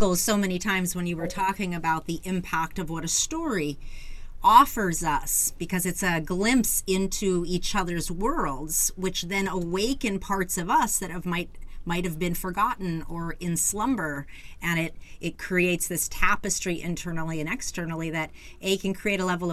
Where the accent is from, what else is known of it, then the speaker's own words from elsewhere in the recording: Phoenix, Arizona, United States; I was born in the Phoenix community